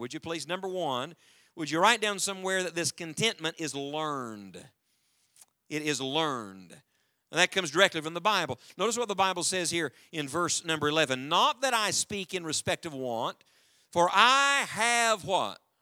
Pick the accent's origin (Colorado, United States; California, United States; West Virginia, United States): West Virginia, United States; the mountains of; I was born and raised in the mountains of West Virginia, and as a matter of fact, that's where we live now again with our family